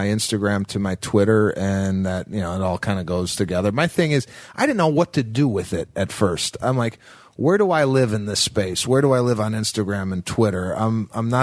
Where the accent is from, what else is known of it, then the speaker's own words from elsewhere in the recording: Chicago, Illinois, United States; moved away; my hometown of Chicago